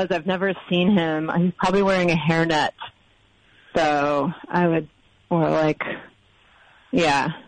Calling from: Brooklin, Maine, United States; I am in Brooklin, Maine.

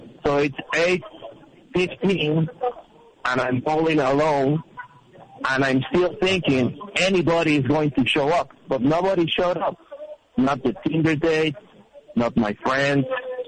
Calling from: Mexico City, Mexico; Mexico City.

